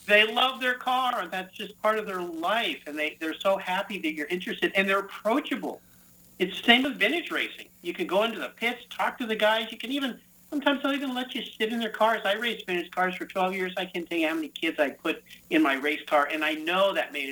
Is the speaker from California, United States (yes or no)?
yes; San Diego, California, United States; my hometown Concours